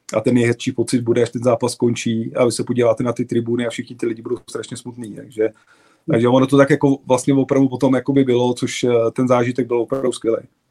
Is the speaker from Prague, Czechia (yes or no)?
yes; Prague, Czechia; že jsem byl Pražák, chodil jsem vlastně na všechny zápasy. Táta mě od mala vodil vlastně na Bohemku, vlastně od čtyř, od čtyř let